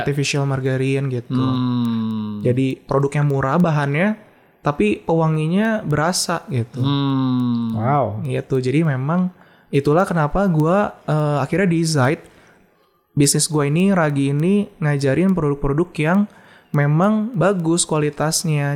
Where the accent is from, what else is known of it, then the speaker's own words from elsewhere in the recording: Bandung, West Java, Indonesia; gue tuh orang Bandung